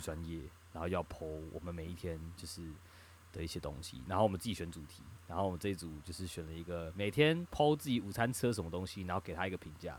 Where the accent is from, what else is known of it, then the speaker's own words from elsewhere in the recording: Taipei, Taiwan; 我台北人嘛